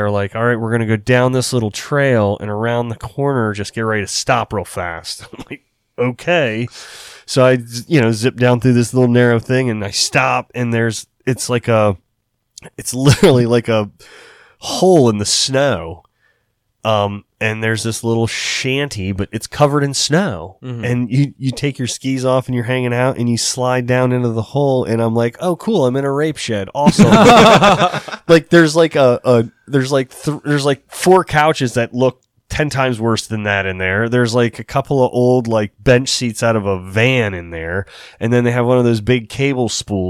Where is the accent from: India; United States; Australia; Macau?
United States; a buddy I grew up with on the Eastern Shore